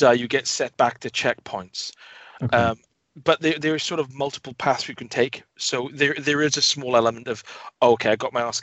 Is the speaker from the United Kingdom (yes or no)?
yes; Wales, United Kingdom; as a Welshman